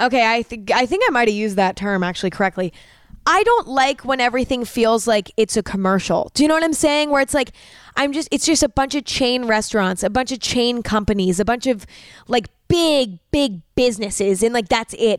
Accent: California, United States; growing up in California, um, Lake Tahoe was a very big vacation spot for a lot of the kids that went to school with me

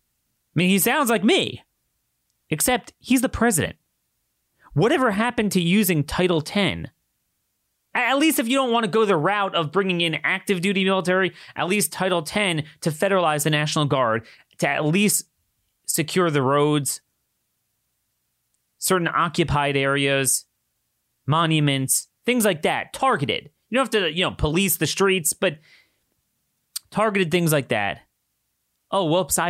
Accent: Maryland, United States; my home state, Ocean City, Maryland

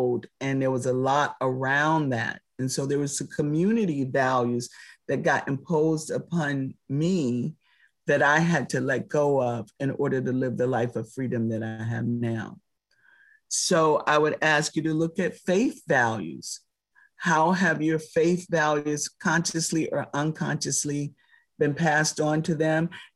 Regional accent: Palm Beach, Florida, United States; I grew up in Palm Beach, Florida with some of the richest people in the world

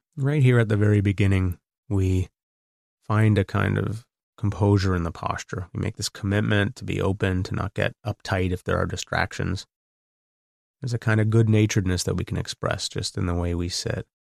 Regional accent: Canada; I'm Canadian. I live across the border

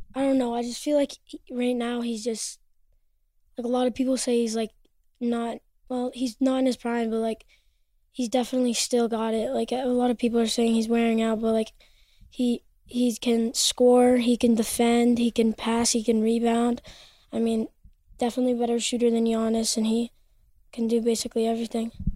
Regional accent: Vermont, United States; also born or lived in Los Angeles, California / Manhattan Beach, California; I was born in LA, but I grew up in Vermont

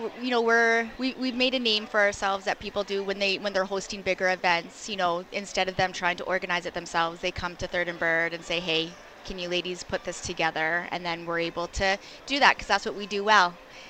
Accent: Kitchener, Ontario, Canada; Kitchener, Waterloo.

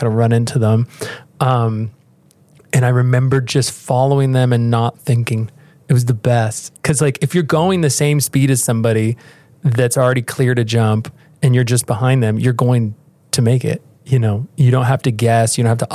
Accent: United States; I grew up at the beach

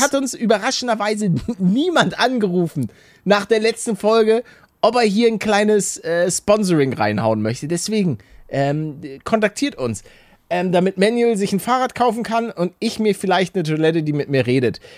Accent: Hamburg, Germany; moved away; ich bin gebürtiger Hamburger

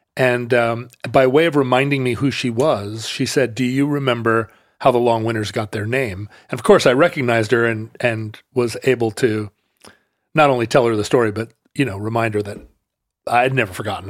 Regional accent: Alaska, United States; now in Pacific Northwest, United States; I grew up in Alaska and that we live here in the Northwest

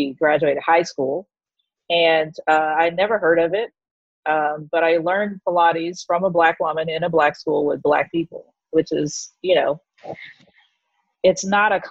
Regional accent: Texas, United States; moved away as an adult; now in New York City, United States; I'm originally from Texas, the great red state of Texas

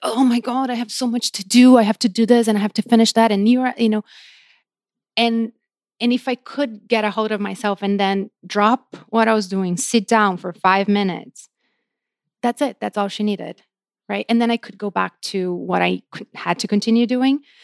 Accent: São Paulo, Brazil; moved away as an adult; now in Los Angeles, United States; I grew up in Brazil. I was raised and, you know, grew up there.

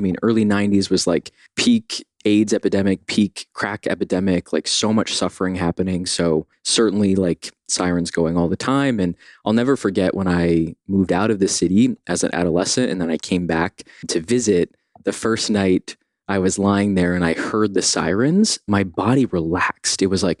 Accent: New York City, New York, United States; I grew up partially in Brooklyn, partially on the Upper West Side in Morningside Heights. So like right on the southern edge of Harlem in the early 90s

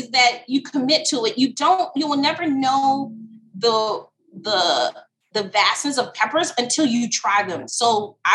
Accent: Alabama, United States; I'm born and raised in Alabama, but my family is Jamaican and Trinidad

